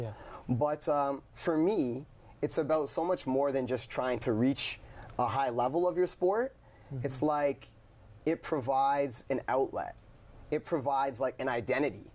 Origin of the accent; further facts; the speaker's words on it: Brantford, Ontario, Canada; I'm from Brantford